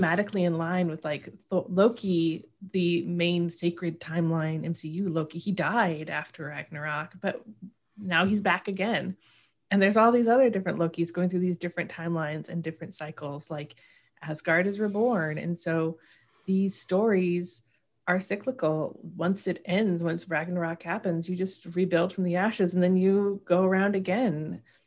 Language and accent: English; Oregon, United States; I'm from Oregon